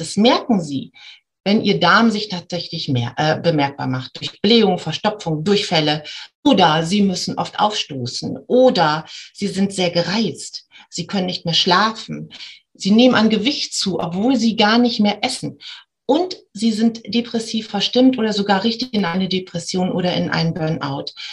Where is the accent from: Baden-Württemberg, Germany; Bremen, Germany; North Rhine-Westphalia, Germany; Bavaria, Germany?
Bremen, Germany; ich komme aus Bremen